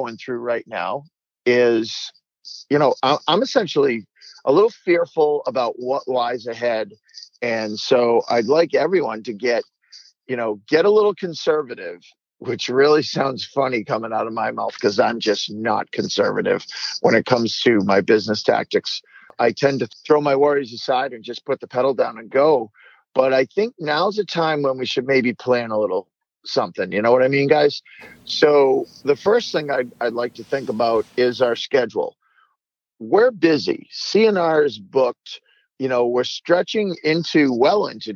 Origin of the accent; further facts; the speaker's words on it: Vermont, United States; also born or lived in Massachusetts; my home state of Vermont